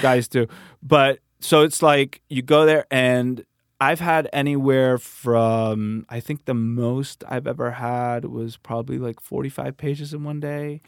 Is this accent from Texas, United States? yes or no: no; Miami, Florida, United States; now in Santa Monica, United States; I was born in Miami